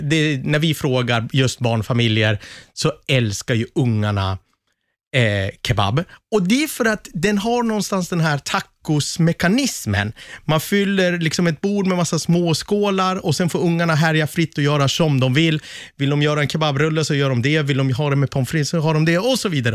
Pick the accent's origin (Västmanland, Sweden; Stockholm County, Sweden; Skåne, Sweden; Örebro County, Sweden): Västmanland, Sweden; Västerås; i Västerås i alla fall, där jag kommer ifrån.